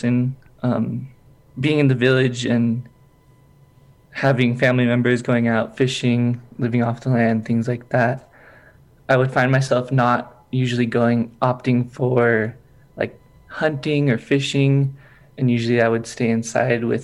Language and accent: English; Kodiak, Alaska, United States; now in Ouzinkie, United States; I grew up in Kodiak, Alaska.